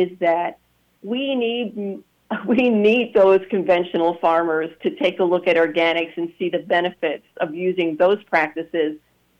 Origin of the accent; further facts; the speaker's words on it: New York City, New York, United States; moved away; also born or lived in Spanish Harlem / Staten Island; I grew up in the South Bronx, in the tenements of the South Bronx, and because my grandparents lived in Spanish Harlem, I spent a lot of time there too.